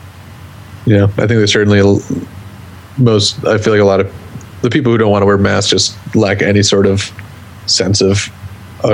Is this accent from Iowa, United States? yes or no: no; central Wisconsin, United States; my hometown in central Wisconsin